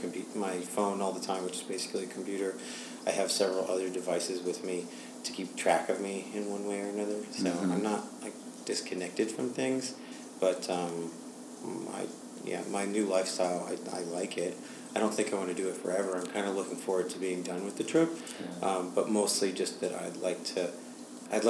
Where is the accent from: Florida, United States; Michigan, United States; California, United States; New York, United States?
New York, United States; New York City; I am from New York City